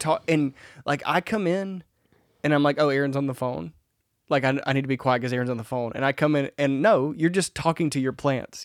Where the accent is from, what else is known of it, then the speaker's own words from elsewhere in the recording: Mississippi, United States; I'm from Mississippi.